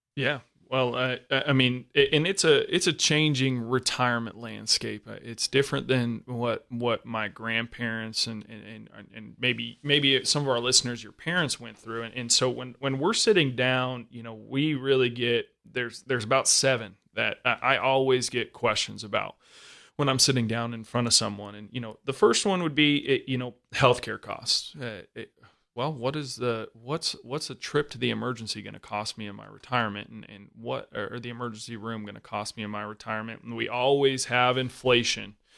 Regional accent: Arizona, United States; We're both from Arizona

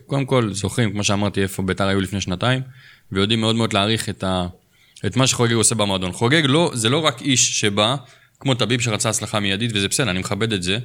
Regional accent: Jerusalem, Jerusalem District, Israel; אנחנו כירושלמים

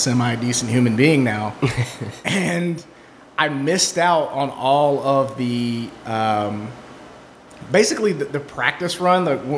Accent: Mississippi, United States; moved away as an adult; also born or lived in Birmingham, Alabama; now in Columbus, Ohio, United States; I grew up in Mississippi in a trailer

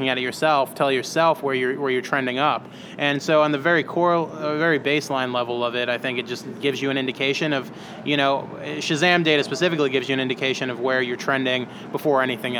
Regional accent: Chicago, Illinois, United States; moved away as an adult; also born or lived in New York / East Coast; now in Los Angeles, United States; I was born in New York, a little bit raised on the East Coast for 8 years, and then was really raised in Chicago.

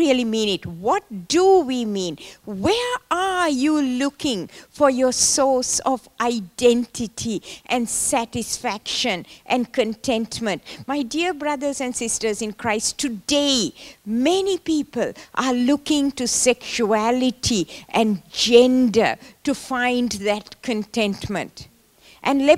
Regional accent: Sri Lanka; I was born in Sri Lanka, in the tea plantations of Sri Lanka. And I went to school there

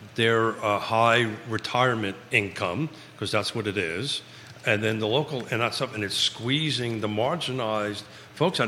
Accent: New York City, New York, United States; now in Charlottesville, United States; I grew up in the New York City school system

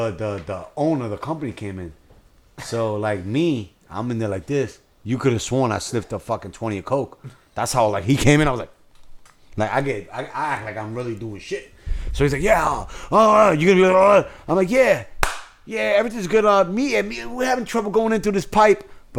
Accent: New York City, New York, United States; Yeah, to be honest, man, I'm happy I'm from the Bronx. I'm happy I was born and raised in the North Bronx on Gun Hill because you had black people on Gun Hill.

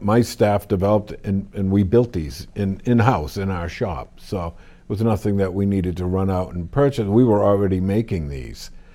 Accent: Wilmington, United States; I grew up here in Wilmington

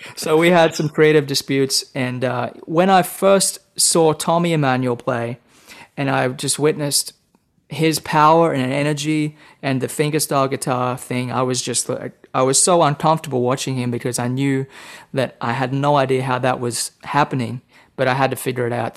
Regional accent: Temagog, New South Wales, Australia; now in Nashville, United States; I grew up in Australia, the state of New South Wales, in a small town right between Sydney and Brisbane on the east coast. So the town is called Temagog

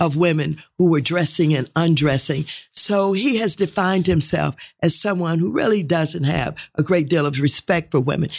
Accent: St. Louis, Missouri, United States; moved away as an adult; now in California, United States; was reared in Saint Louis, uh, came to California

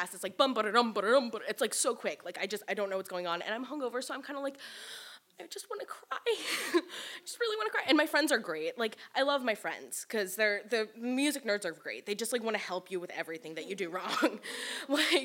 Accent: New York City, New York, United States; I grew up in New York City

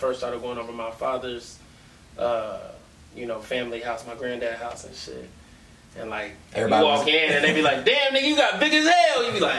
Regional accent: Cincinnati, Ohio, United States; when I moved out from Cincinnati Public to Northwest, it was a lot more white people.

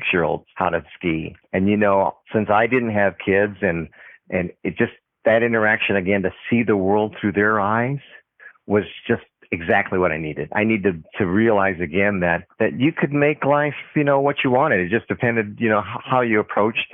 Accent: United States; I'm Japanese American

